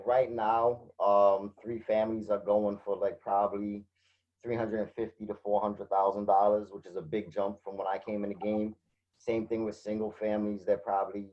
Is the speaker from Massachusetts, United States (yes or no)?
yes; Fall River, Massachusetts, United States; It's my hometown. I'm still here.